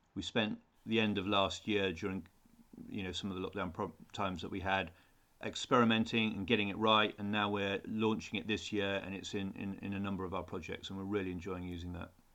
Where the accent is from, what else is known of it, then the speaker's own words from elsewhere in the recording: Newcastle upon Tyne, North East England, United Kingdom; I grew up in Newcastle, so I was used to the, the, the cold weather.